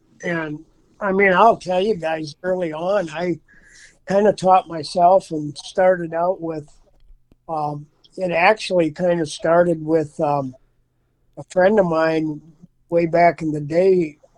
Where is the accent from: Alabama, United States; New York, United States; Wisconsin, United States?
Wisconsin, United States; Durand; also born or lived in Hawaii; I'm in Durand, Wisconsin. I live about 10 miles from there now. I've actually been in the area all my life. I was in the 70s. I lived in Hawaii for a period of time. I was a commercial fisherman there and then moved back home shortly after.